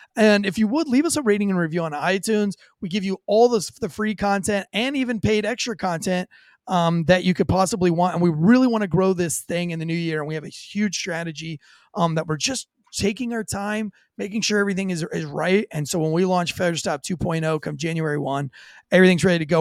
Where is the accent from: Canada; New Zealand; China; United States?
United States; St. Augustine, Florida; I'm from St. Augustine, Florida, born and raised